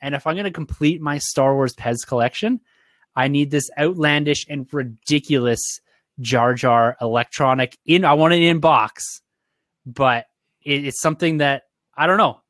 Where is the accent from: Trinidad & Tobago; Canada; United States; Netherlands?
Canada; Ontario; I'm from Ontario